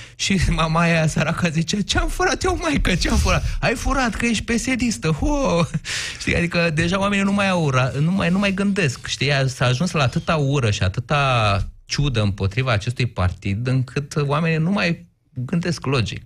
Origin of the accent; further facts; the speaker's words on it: Iași, Iași County, Romania; Eu sunt ieșean